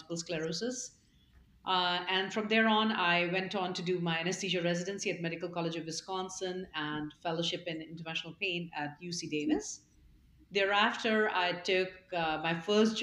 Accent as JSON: {"language": "English", "town": "Bhilai", "region": "Chhattisgarh", "country": "India", "tie": "born or raised there", "moved": "yes", "said": "I grew up in India. I was born in central India in a city called Bhilai."}